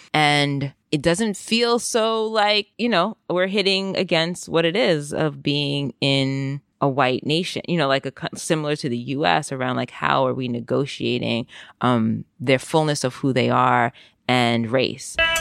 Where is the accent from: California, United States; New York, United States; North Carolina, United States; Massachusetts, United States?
New York, United States; New York City; moved away as an adult; now in Amsterdam, Netherlands; I grew up in the Bronx and first generation Jamaican in the Bronx